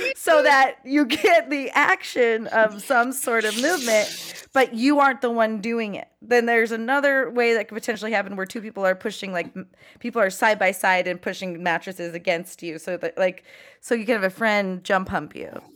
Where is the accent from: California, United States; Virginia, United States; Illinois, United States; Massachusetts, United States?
California, United States; Los Angeles; I'm from Chatsworth, the ki, you know, porn capital